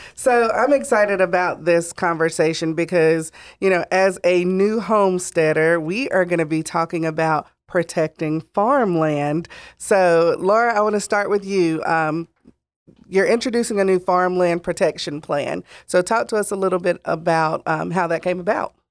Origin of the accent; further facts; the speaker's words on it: Gaston County, North Carolina, United States; growing up in Gaston County